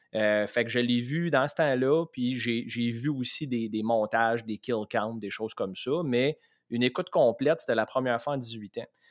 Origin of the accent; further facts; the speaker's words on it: Saint-Eustache, Quebec, Canada; on vient tous les deux de Saint-Eux